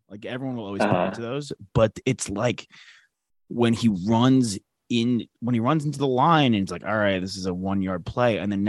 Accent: Long Island, New York, United States; I'm originally from. I'm from up there, from Long Island.

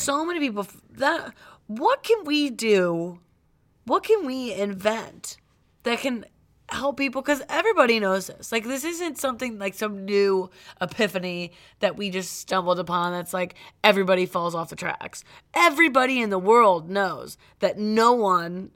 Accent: Cleveland, Ohio, United States; I'm from Cleveland.

